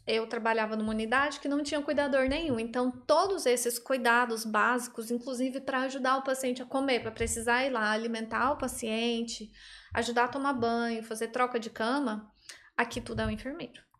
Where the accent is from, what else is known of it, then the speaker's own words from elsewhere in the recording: Goiânia, Goiás, Brazil; moved away as an adult; now in Ireland; Eu sou de Goiânia, Goiânia, Goiás